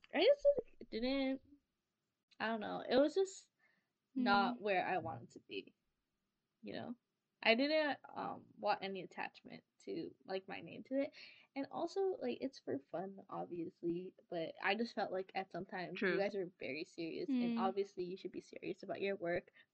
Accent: Canada; I'm Canadian.

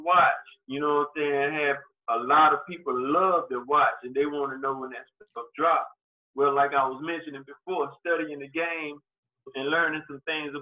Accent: Prichard, Alabama, United States; moved away; also born or lived in Mobile, Alabama; Pritchard, the city I was born and raised in back in Alabama

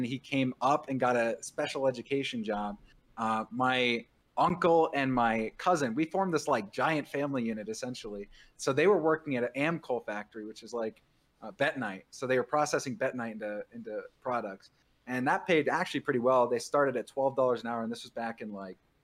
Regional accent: San Marcos, California, United States; I grew up in Southern California, in the suburbs in San Diego, San Marcos, actually

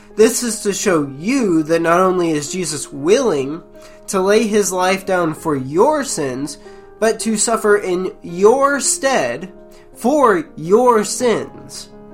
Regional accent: United States; being an American citizen

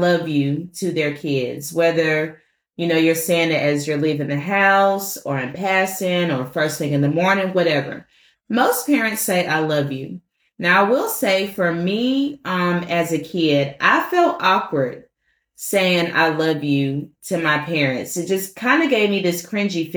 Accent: Washington, District of Columbia, United States; moved away; I'm from Washington, D.C. originally.

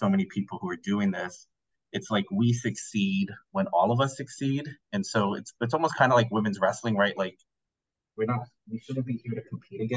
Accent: Puerto Rico; I'm also, again, Puerto Rican

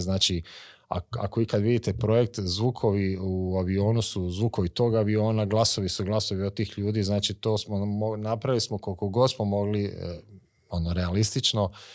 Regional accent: Vukovar, Vukovar-Srijem County, Croatia; To je moj rodni grad, a Vukovar.

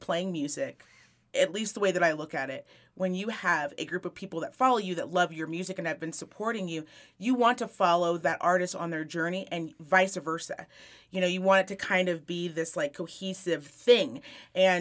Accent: Reno, Nevada, United States; I am born and raised in Reno, and I have never left.

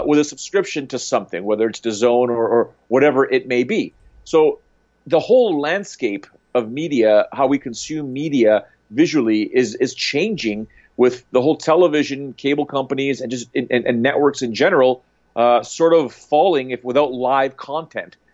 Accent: Canada; being a Canadian

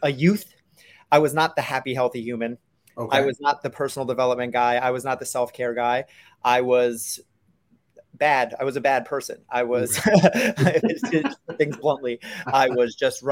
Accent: New York City, New York, United States; I grew up in New York City

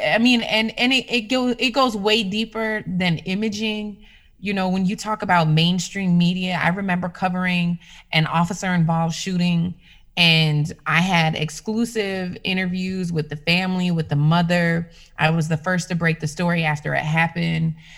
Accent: Minneapolis, Minnesota, United States; I tried to get hired at the mainstream media stations in my hometown because uh, I was working uh, two hours north of my hometown. So I came back to the cities

